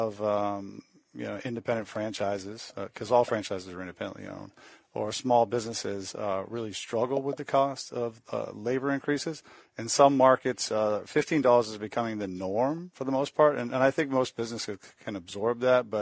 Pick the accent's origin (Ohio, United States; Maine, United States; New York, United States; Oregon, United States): Maine, United States; I'm from Maine